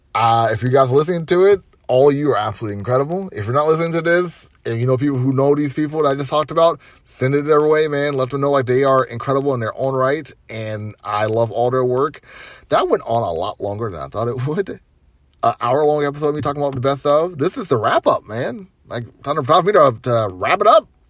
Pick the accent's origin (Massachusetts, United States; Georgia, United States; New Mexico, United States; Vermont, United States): Georgia, United States; Atlanta; growing up in Atlanta, dude, growing up in Atlanta